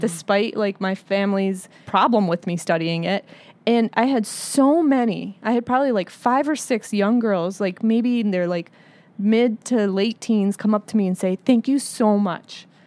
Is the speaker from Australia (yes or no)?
no; United States; I'm Arab American and I'm a Muslim